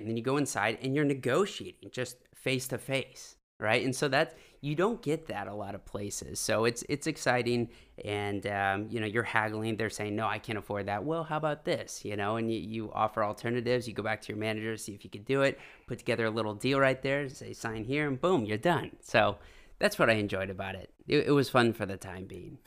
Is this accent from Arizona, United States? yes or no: no; Half Moon Bay, California, United States; moved away as an adult; I actually was born and raised in the Bay Area. Uh, Half Moon Bay, to be specific